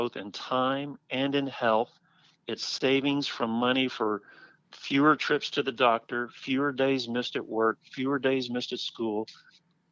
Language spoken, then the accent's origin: English; Oklahoma City, Oklahoma, United States; moved away as an adult; also born or lived in Los Angeles; now in Northwest Arkansas, United States; Growing up in Oklahoma City